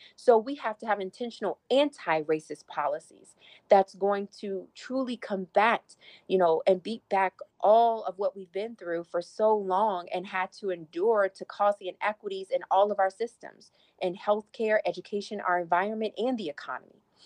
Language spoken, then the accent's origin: English; Petersburg, Virginia, United States; my hometown in Petersburg